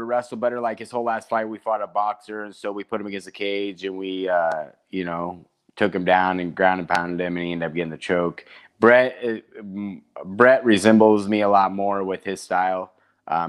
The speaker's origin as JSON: {"language": "English", "town": "Nebraska City", "region": "Nebraska", "country": "United States", "tie": "born or raised there", "said": "I own a gym in Nebraska City, my hometown"}